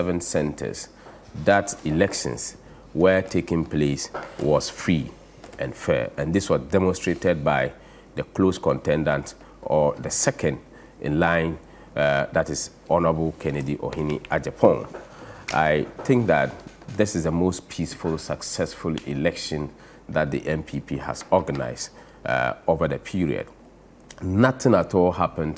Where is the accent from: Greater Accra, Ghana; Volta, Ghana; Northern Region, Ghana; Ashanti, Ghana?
Northern Region, Ghana; Zabzugu; I come from Zabzugu and from the northern region, and being a Dagumba by tribe